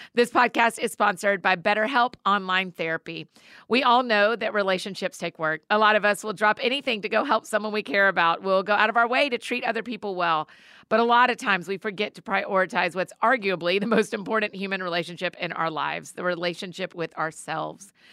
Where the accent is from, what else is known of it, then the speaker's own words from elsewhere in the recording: Marietta, Georgia, United States; Marietta, my hometown people